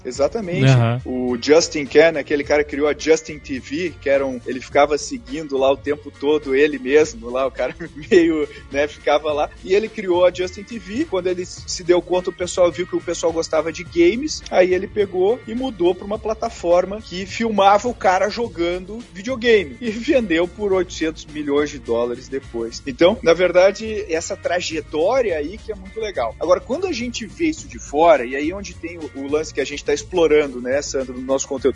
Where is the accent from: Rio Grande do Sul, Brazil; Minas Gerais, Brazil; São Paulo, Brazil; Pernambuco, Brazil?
Rio Grande do Sul, Brazil; Gaúcho; eu sou gaúcho